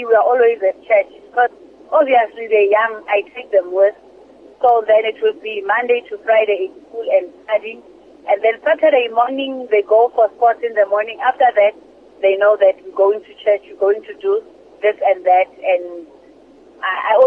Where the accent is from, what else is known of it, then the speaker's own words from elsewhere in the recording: Gauteng, South Africa; I'm from Gauteng